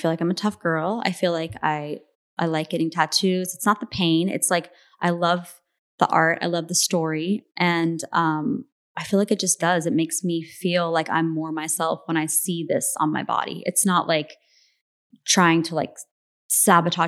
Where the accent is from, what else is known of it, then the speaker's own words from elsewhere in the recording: Phoenix, Arizona, United States; I'm from Phoenix